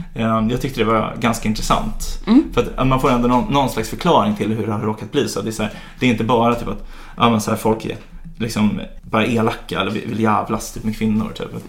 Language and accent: Swedish; Sweden; Vi är så himla sekulära och liberala här